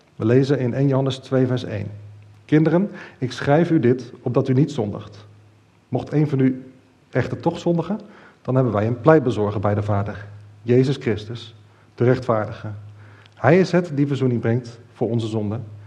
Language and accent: Dutch; Netherlands; als Nederlanders